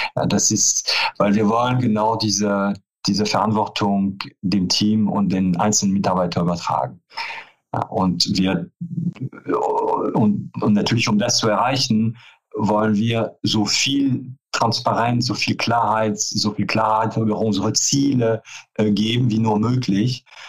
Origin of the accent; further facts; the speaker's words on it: France; German is a second language; moved away as an adult; also born or lived in Paris; now in Cologne, Germany; Also ich bin zwar gebürtige Franzose, ähm, bin aber schon ähm, äh, Oktober 89 nach Köln gekommen